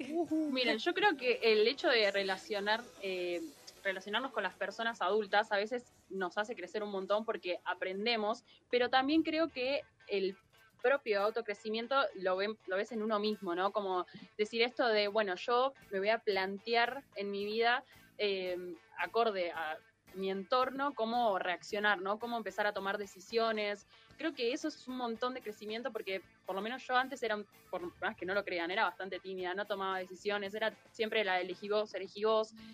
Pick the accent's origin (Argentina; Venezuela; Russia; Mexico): Argentina; Buenos Aires; A los porteños que venimos de Buenos Aires sale más caro